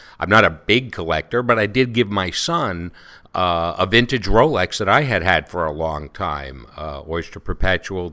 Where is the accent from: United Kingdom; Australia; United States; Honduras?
United Kingdom; Scotland; I was brought up in Harris tweeds. They were all hand-me-downs. I'm Scottish